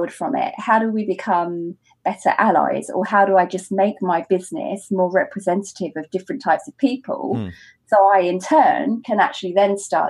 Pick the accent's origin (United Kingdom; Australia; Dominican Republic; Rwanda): United Kingdom; as a British bride who's also happens to be black